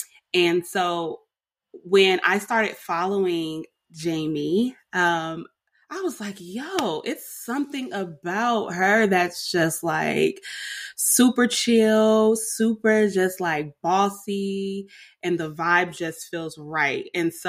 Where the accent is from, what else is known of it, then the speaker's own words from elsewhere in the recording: California, United States; she works in the Bay Area, and I am from the Bay Area.